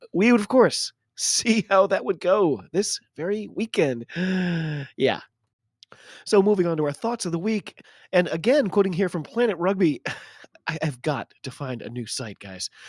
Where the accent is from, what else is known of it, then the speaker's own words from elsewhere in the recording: United States; I'm an American rugby fan